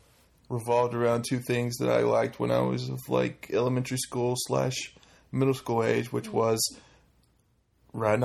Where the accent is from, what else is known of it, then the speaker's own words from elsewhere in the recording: North Carolina, United States; now in Los Angeles, United States; I'm from North Carolina, and when I moved out here